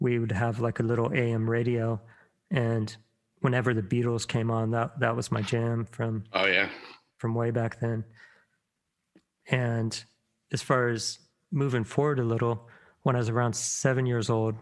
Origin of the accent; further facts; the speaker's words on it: Virginia Beach, Virginia, United States; I grew up in Virginia Beach